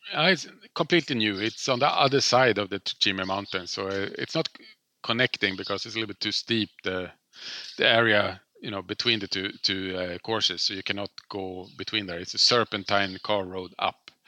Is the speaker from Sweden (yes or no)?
yes; Stockholm, Stockholm County, Sweden; I grew up in Stockholm